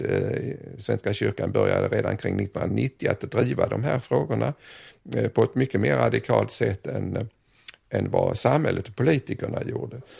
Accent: Sweden; also born or lived in Southeast Asia; hemma i Sverige

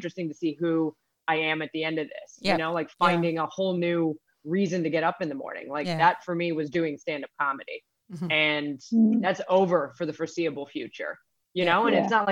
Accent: United States; I'm American

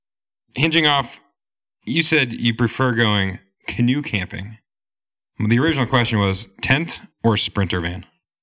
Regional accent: Vermont, United States; I'm teaming up with three Canadian outdoorsmen, as I am an outdoorsman from Vermont.

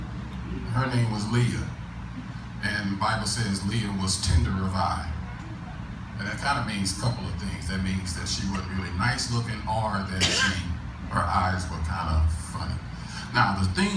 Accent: St. Louis, Missouri, United States; I'm from St. Louis.

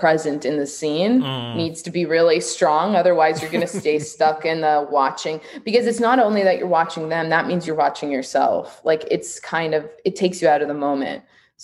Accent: Canada; I'm Canadian and I work on a lot of American things.

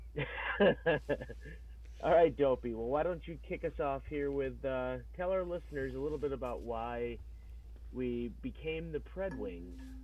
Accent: New York, United States; I am from New York

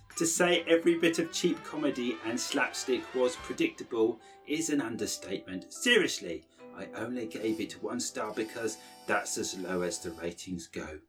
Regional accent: United Kingdom; We're British.

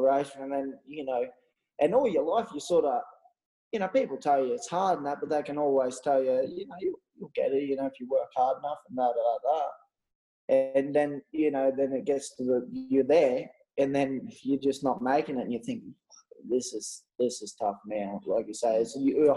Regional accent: Australia; moved away; Just stuff that I grew up doing in Australia

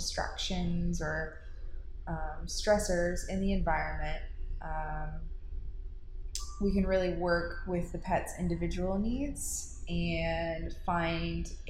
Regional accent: Charlotte, North Carolina, United States; also born or lived in Matthews, North Carolina / Concord, North Carolina; I'm from Charlotte originally. I grew up in South Charlotte.

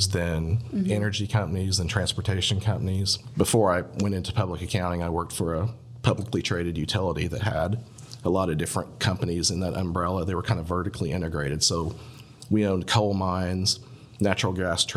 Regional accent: Indiana, United States; moved away; I'm from Indiana originally

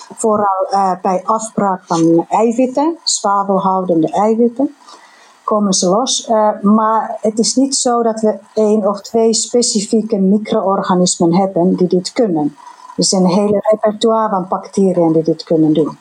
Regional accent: Finland; accent: Finnish; Dutch is a second language; moved away; mijn accent, mijn Finse accent.

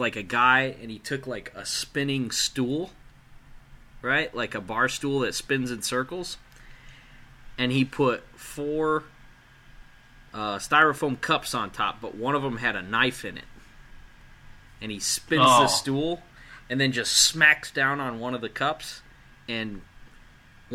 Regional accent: United States; We're American.

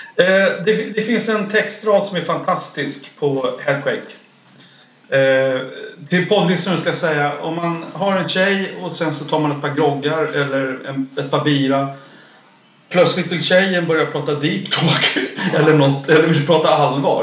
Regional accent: Sweden; vi kom från Sverige

